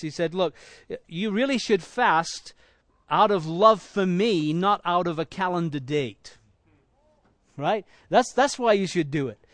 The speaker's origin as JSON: {"language": "English", "town": "Leeds", "region": "Yorkshire and the Humber", "country": "United Kingdom", "tie": "born or raised there", "moved": "yes", "said": "I was born in Leeds in England"}